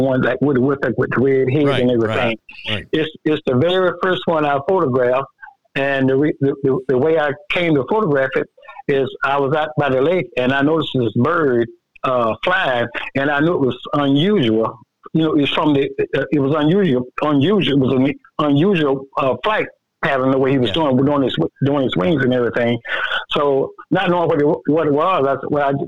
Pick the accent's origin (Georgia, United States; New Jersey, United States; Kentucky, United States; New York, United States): Georgia, United States; South; I'm representing the state of the South Georgia. I'm representing my hometown